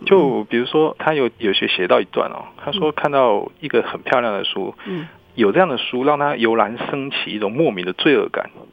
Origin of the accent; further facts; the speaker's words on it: Taiwan; 我们台湾人